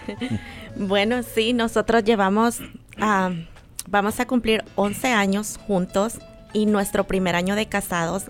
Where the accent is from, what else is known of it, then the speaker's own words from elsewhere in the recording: El Salvador; moved away; en mi país, bueno, soy salvadoreña